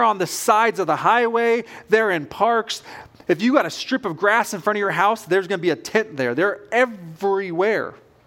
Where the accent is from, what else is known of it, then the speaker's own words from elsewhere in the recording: West Coast, United States; now in Kentucky, United States; I grew up on the West Coast